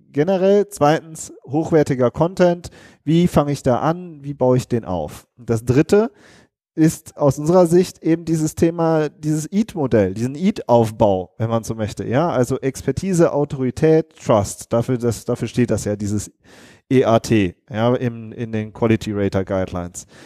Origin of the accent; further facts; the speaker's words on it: Rhineland, Germany; genau, wir kommen aus dem Rheinland. So ist das.